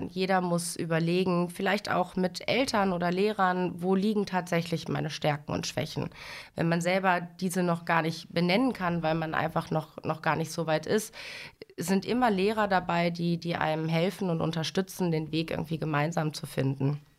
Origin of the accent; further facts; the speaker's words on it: Dinslaken, North Rhine-Westphalia, Germany; ich bin 33 Jahre alt, verheiratet, Mutter einer neunjährigen Tochter und ich komme aus Dienstlaken.